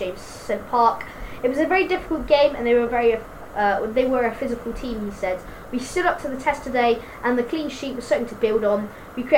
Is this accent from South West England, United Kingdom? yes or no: yes; Tiverton, South West England, United Kingdom; my hometown's Tiverton.